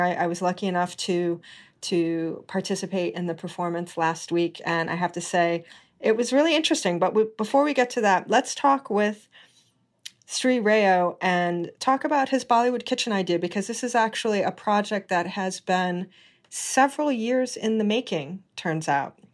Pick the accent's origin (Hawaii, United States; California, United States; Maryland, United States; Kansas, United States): Hawaii, United States; I was born and raised in Hawaii